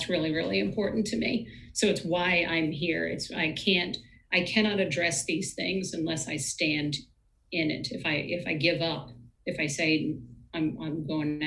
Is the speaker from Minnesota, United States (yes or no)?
no; Virginia, United States; We're both from Virginia.